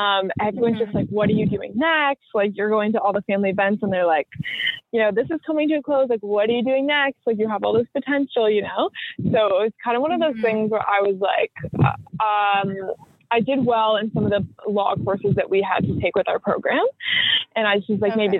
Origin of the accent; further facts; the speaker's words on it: Brantford, Ontario, Canada; my hometown in Brantford